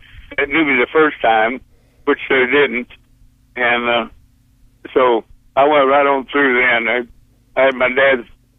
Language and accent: English; Oklahoma, United States; born there; also born or lived in Pampa, Texas; And I was born in Oklahoma though, but I went to school when I quit school to go into the Marine I was living in Pampa, Texas, out in the Panhandle